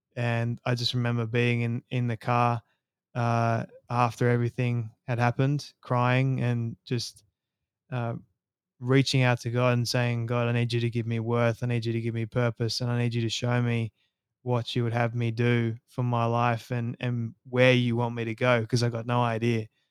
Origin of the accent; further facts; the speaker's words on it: Sydney, New South Wales, Australia; I was born and raised in Sydney, Australia